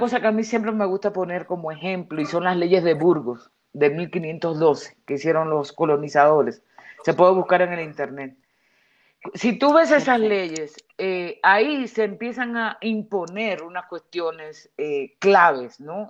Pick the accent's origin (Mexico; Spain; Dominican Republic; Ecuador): Dominican Republic; moved away; dos caribeñas dominicanas seamos